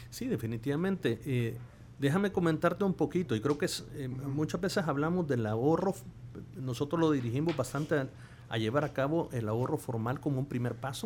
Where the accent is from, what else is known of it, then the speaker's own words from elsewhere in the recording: El Salvador; como salvadoreños